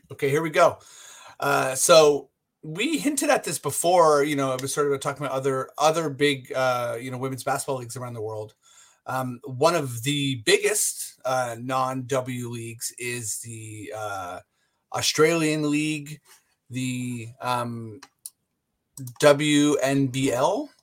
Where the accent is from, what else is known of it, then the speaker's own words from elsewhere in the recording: Canada; now in Toronto, Canada; we're Canadian